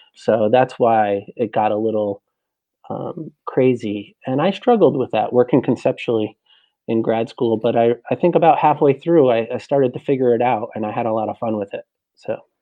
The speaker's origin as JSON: {"language": "English", "region": "New Jersey", "country": "United States", "tie": "born or raised there", "said": "New Jersey, uh, North Jersey, about maybe a half hour uh, west of Manhattan"}